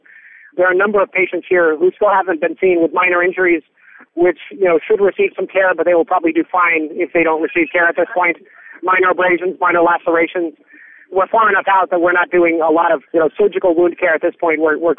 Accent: California, United States; so I'm kind of used to earthquakes. It comes along with being a Californian.

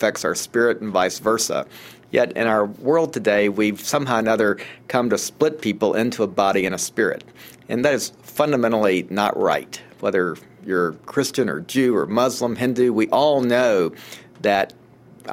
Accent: Atlanta, Georgia, United States; I grew up in Atlanta

